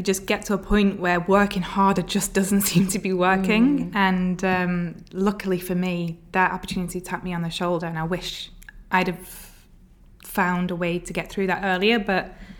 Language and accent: English; Bolton, North West England, United Kingdom; moved away as an adult; now in Abu Dhabi, United Arab Emirates; Okay, so I am from Bolton, which is just north of Manchester in England. I've had the accent sort of diluted, I guess, along the way.